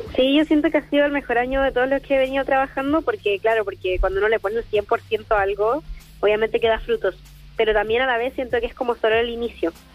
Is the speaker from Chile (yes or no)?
yes; Chile; moved away as an adult; now in Santiago, Chile; Yo soy de Villa